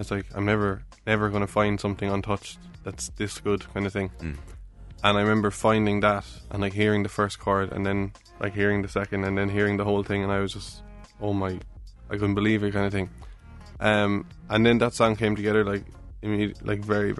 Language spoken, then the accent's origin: English; Cork, Munster, Ireland; accent: Irish; I'm from Cork